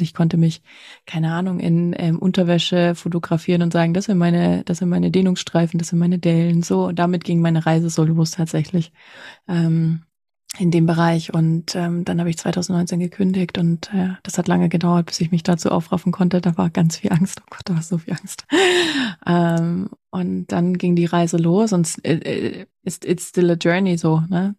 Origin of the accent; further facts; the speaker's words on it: former East Germany, Germany; Also ich komme aus der ehemaligen DDR.